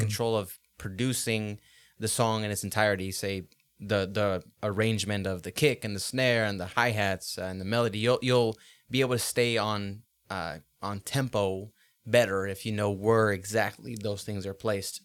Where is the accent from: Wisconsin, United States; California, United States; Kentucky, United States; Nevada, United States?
California, United States; Los Angeles; now in Boise, United States; Los Angeles is my hometown. That's where I was born and raised, but this is where I grew up and grew into a man.